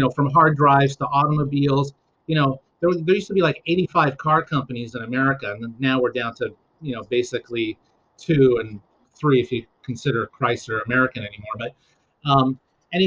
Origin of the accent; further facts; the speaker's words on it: Dorval, Quebec, Canada; moved away; I grew up in Dorval